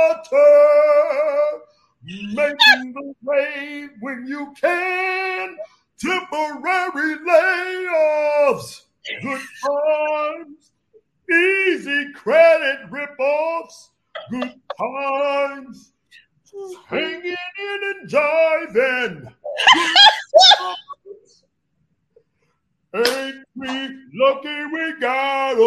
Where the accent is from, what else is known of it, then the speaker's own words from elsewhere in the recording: Chicago, Illinois, United States; now in Georgia, United States; I'm from Chicago.